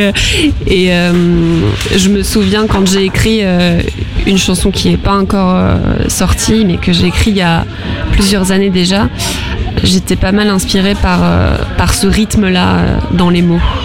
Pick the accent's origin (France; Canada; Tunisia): France; Arcachon Basin, Nouvelle-Aquitaine; j'ai toujours vécu sur le bassin d'Arcachon. J'ai grandi euh, sur le bassin.